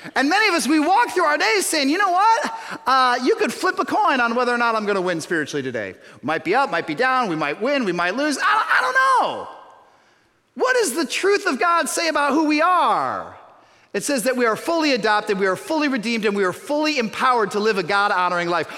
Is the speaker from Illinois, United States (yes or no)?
yes; suburban Chicago, Illinois, United States; I'm from suburban Chicago